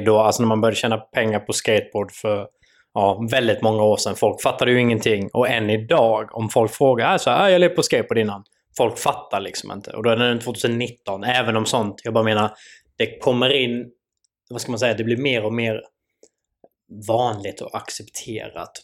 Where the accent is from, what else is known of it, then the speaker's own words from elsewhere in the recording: Sweden; vi svenskar